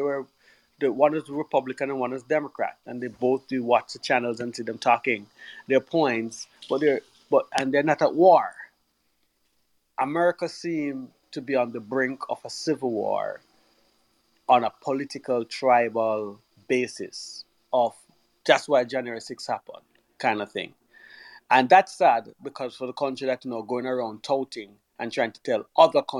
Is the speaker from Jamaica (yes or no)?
yes; Jamaica; Growing up in Jamaica, where political tribalism was as a rife, as a kid and as a teenager